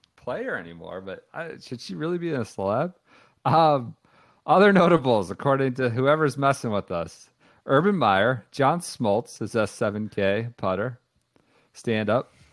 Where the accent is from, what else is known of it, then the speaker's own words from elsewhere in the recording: Washington, District of Columbia, United States; my hometown team, my hometown National League team.